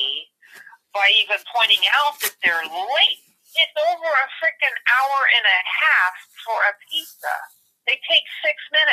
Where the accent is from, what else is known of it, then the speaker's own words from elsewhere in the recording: Sunnyvale, California, United States; I'm from Sunnyvale